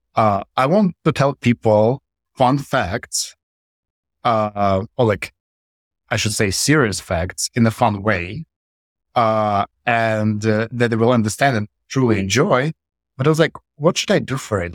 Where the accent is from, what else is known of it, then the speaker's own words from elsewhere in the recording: Russia; moved away as an adult; also born or lived in Saint Petersburg, Russia; I moved to, from my hometown, which is a small town in Russia, I moved to Saint Petersburg